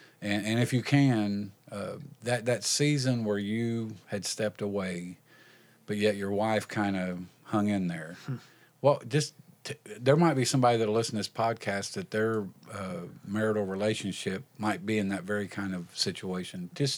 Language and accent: English; Indiana, United States; I was like, I no, I'm not going to West Virginia. I'm from Indiana.